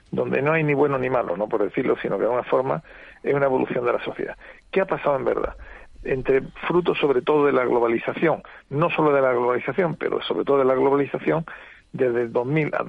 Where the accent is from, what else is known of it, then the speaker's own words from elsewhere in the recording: Seville, Andalusia, Spain; now in Córdoba, Spain; soy, sevillano, vivo en Córdoba.